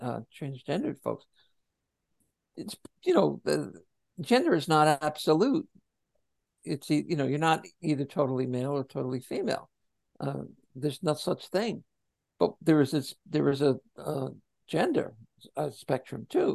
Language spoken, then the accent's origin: English; New Jersey, United States; Born and raised in Jersey